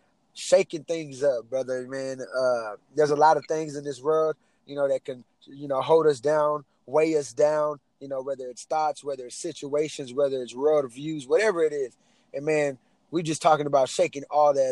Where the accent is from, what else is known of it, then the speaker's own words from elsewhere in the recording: Bowling, Texas, United States; now in Houston, United States; I'm from Houston, Texas. Well, I'm actually originally from Bowling, Texas, living in Houston, Texas now